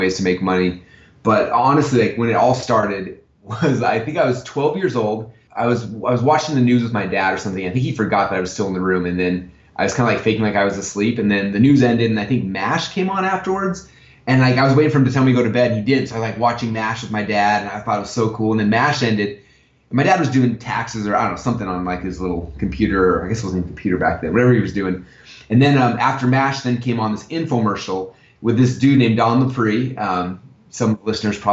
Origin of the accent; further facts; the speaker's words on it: Sandy, Utah, United States; moved away as an adult; now in Boise, United States; I grew up in Sandy, Utah